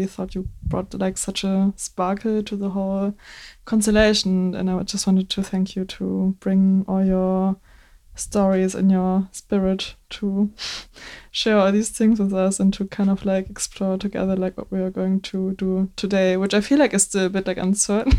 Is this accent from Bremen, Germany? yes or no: yes; Bremen, Germany; English is a second language; I'm born and raised in Bremen in Germany